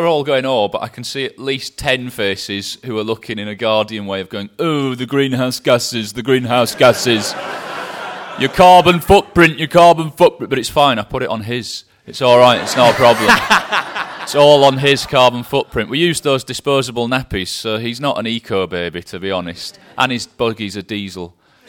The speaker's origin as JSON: {"language": "English", "region": "Scotland", "country": "United Kingdom", "accent": "English", "said": "I'm a Scottish boy with an English accent and a Welsh spelt first name, and I show off for a living."}